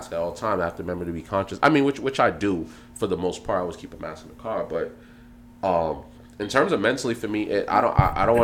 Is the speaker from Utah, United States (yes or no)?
no; New York City, New York, United States; as a youth growing up in Brooklyn